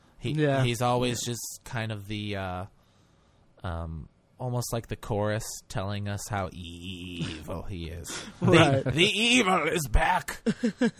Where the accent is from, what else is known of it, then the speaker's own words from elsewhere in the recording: Illinois, United States; moved away; I was from Illinois